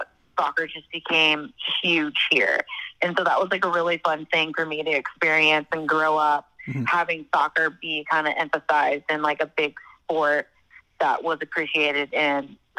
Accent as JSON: {"language": "English", "town": "Lee's Summit", "region": "Missouri", "country": "United States", "tie": "born or raised there", "said": "Yeah, Lee Summit, Missouri."}